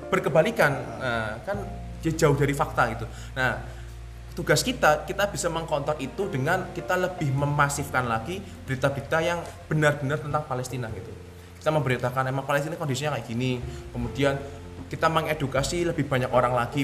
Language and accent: Indonesian; Indonesia; kita sebagai warga negara Indonesia uh WNI